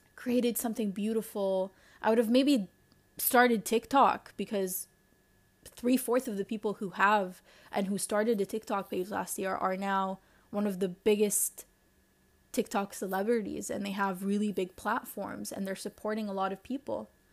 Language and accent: English; Lebanon; accent: Lebanese; you heard that shift in, in my accent, it will, and then it just became so Lebanese.